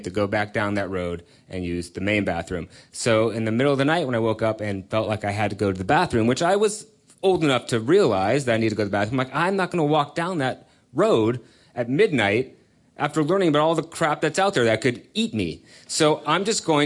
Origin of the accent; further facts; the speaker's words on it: California, United States; I grew up out in California